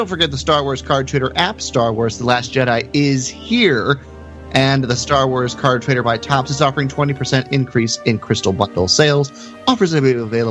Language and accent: English; Texas, United States; I'm from Texas